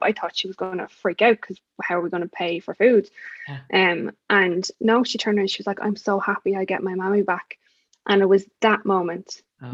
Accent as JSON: {"language": "English", "country": "Ireland", "said": "I'm definitely not from America. No, I'm from Ireland"}